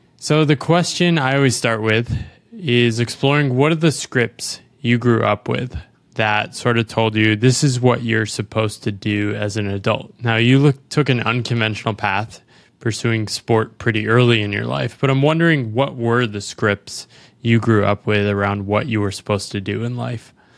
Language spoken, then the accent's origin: English; United States; I'm an American